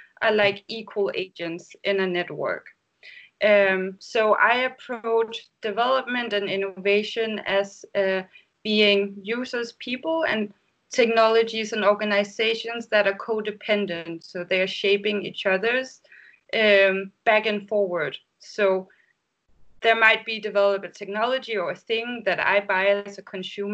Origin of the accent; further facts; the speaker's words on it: Denmark; now in Berlin, Germany; I live currently in Berlin, but I come from Denmark